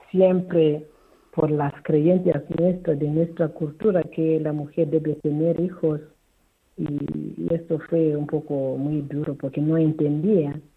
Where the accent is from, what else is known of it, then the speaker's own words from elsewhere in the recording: Kamativi, Matabeleland North, Zimbabwe; llegaron las españolas, religiosas misioneras hijas de Calvario que venía de Burgos a mi pueblo, en Camativi.